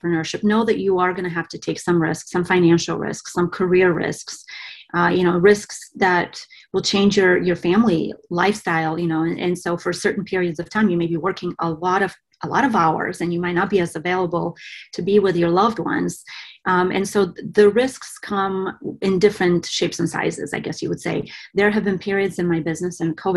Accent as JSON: {"language": "English", "country": "Bulgaria", "tie": "born or raised there", "moved": "yes", "lives_now": "United States", "said": "I was born and raised in Bulgaria"}